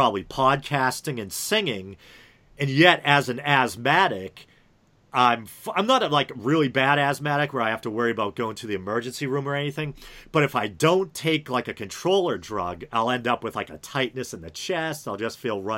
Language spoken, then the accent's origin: English; New England, United States; accent: New England; if they're not a New Englander, you know, people like find my accent funny